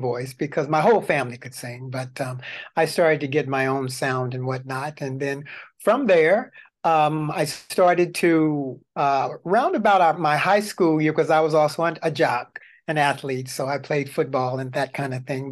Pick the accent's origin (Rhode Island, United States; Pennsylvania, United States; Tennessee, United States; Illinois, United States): Tennessee, United States; moved away; I'm originally from Tennessee.